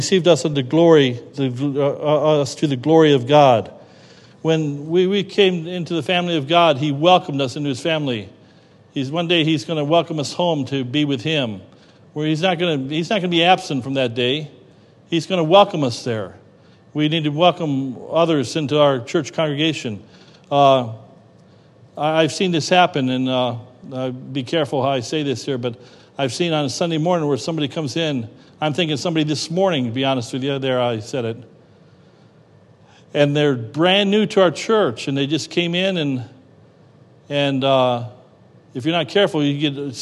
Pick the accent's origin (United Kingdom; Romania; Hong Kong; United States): United States; Cleveland, Ohio; I grew up near Cleveland, Ohio